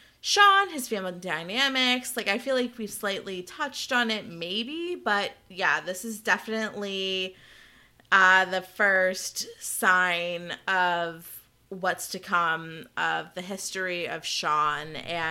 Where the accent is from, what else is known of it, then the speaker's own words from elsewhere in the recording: Canada; accent: Canadian; I didn't get negative or positive feedback on my Canadian accent